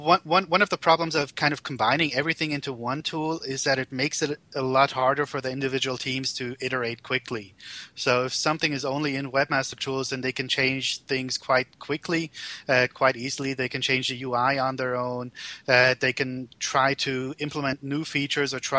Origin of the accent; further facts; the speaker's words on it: Germany; also born or lived in United States; now in Zurich, Switzerland; I'm originally from Germany. I spent about 10 years in the U.S. and have been in Switzerland now for, I don't know, forever, more or less